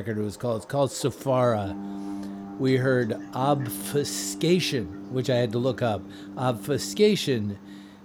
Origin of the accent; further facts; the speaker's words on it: Washington, District of Columbia, United States; I am one of the rare people who actually grew up around here.